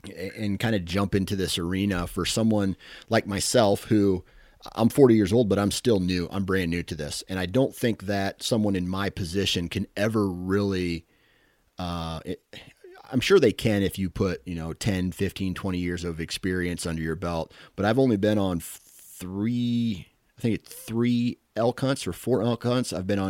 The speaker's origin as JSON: {"language": "English", "region": "Midwest", "country": "United States", "said": "because I'm a Midwesterner. I'm a flatlander, as you guys probably would call us."}